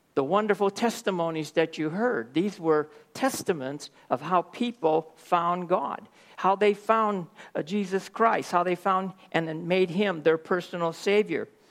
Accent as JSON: {"language": "English", "town": "Oakland", "region": "California", "country": "United States", "said": "I'm from Oakland, California"}